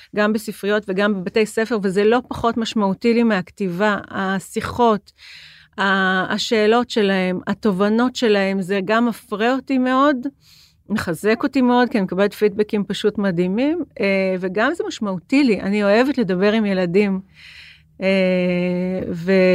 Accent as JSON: {"language": "Hebrew", "town": "Jerusalem", "region": "Jerusalem District", "country": "Israel", "moved": "yes", "lives_now": "Tel Aviv, Israel", "said": "אני ירושלמית ואני גרה בתל אביב"}